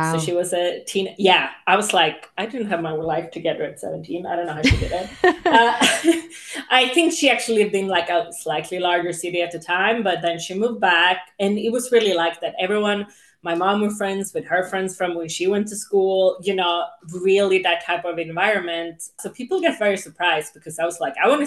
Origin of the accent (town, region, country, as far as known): Sweden; English is a second language; also born or lived in England / Spain / Los Angeles, United States; now in United States